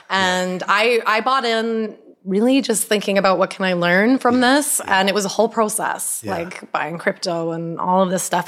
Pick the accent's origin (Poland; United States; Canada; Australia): Canada; Vancouver, British Columbia; I'm from Vancouver, Canada